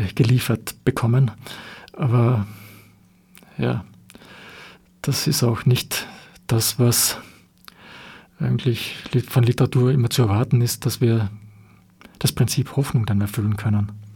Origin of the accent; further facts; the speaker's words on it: Austria; wir als Österreicher